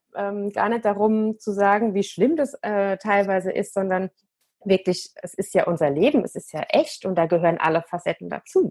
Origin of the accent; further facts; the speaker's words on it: Germany; bei uns in Deutschland